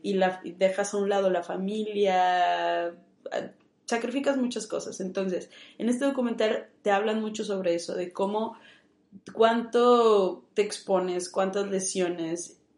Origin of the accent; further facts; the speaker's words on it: Monterrey, Nuevo León, Mexico; yo soy de aquí, de Monterrey